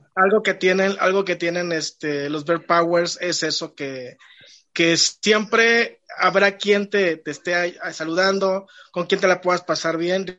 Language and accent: Spanish; Poza Rica, Veracruz, Mexico; Poza Rica, de donde yo vengo